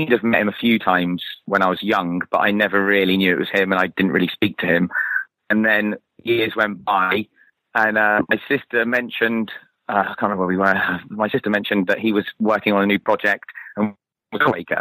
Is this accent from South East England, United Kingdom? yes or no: no; Torquay, South West England, United Kingdom; moved away; my hometown in Torquay